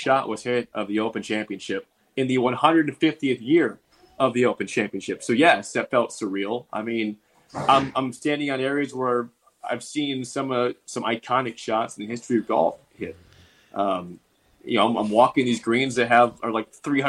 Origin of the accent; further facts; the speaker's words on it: Nebraska, United States; the guy asked us where we're from. We said, Nebraska.